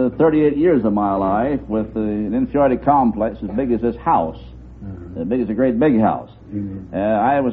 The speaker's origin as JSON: {"language": "English", "town": "Webb City", "region": "Missouri", "country": "United States", "tie": "born or raised there", "lives_now": "Kansas City, United States", "said": "Kansas City, Missouri. Born down in Webb City, down in the southwest corner of the state."}